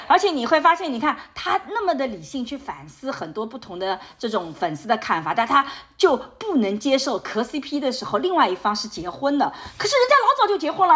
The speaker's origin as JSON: {"language": "Chinese", "town": "Suzhou", "region": "Jiangsu", "country": "China", "tie": "born or raised there", "said": "就像我所在的这个吴江，这是我的家乡"}